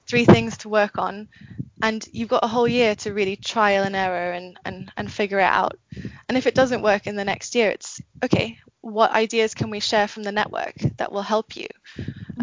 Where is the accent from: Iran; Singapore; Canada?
Singapore; now in Philippines; I grew up in Singapore. My mum's from the Philippines